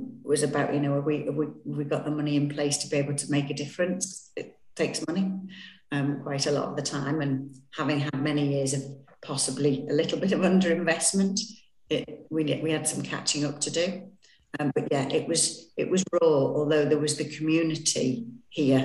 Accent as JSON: {"language": "English", "area": "the Northwest", "region": "North West England", "country": "United Kingdom", "said": "I'm not local. I'm from the Northwest."}